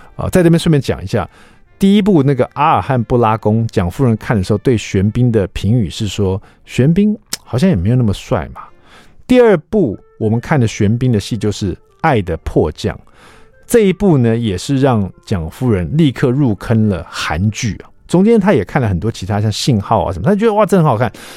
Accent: Taiwan; 我们台湾人爱看

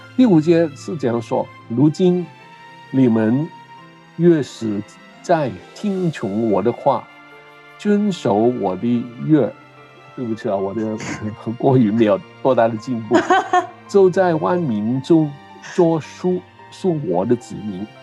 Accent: Hong Kong; first language Cantonese; Chinese is a second language; moved away; also born or lived in Canada; 母语是广东话。我，呃，很，年轻的时候去的加拿大读书，在那边很多嗯年，在那边结婚，有孩子，呃，然后回来香港

